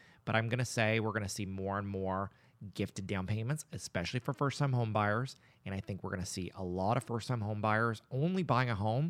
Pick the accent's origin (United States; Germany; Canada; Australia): Canada; Nova Scotia; I grew up in the Annapolis Valley and I was in band.